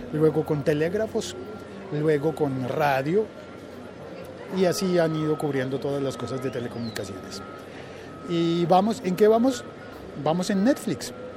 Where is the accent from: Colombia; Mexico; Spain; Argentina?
Colombia; en mi país no hay, no hay estaciones